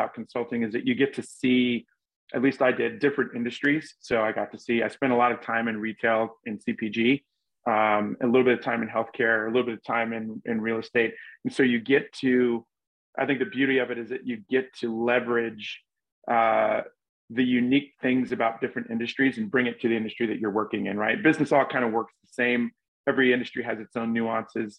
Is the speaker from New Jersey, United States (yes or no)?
no; Charleston, South Carolina, United States; moved away as an adult; now in Chicago, United States; I'm originally from Charleston, South Carolina. And I was born and raised there, went to college there